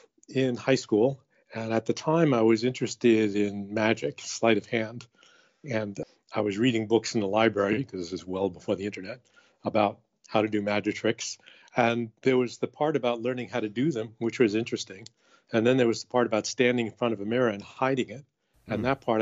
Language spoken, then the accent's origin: English; Queens, New York, United States; So I grew up in Queens, New York. My dad was a watch repairman and my mom was a homemaker.